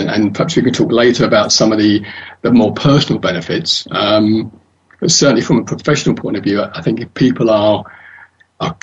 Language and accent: English; London, United Kingdom; I was born and raised in London, and that's where I live.